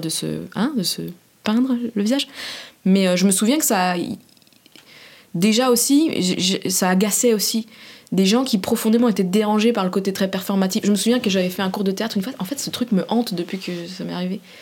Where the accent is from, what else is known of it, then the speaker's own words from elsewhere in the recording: Saint-Sébastien-sur-Loire, Pays de la Loire, France; now in Paris, France; J'ai grandi à Saint-Sébastien-sur-Loire, qui est la banlieue pavillonnaire de Nantes.